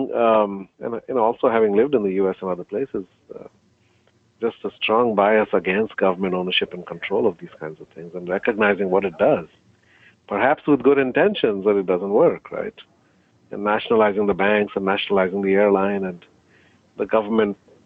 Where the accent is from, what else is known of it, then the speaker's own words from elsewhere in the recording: India; also born or lived in Barbados / Canada; I grew up from the age of 12 until high school and college and grad school in India.